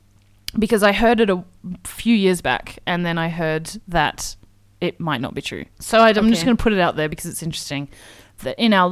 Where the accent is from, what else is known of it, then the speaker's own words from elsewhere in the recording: Australia; I'm from Australia